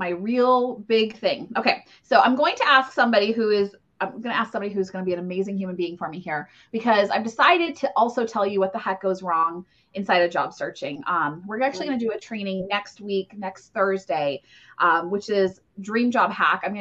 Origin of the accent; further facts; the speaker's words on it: Ohio, United States; I, I grew up in Ohio.